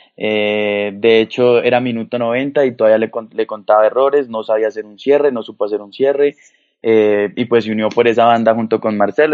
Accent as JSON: {"language": "Spanish", "country": "Colombia", "said": "uno como colombiano"}